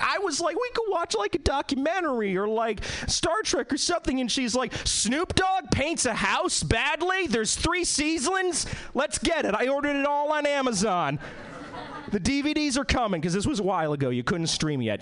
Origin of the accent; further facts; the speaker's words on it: East Coast, United States; now in Seattle, United States; I was born and bred in the East Coast.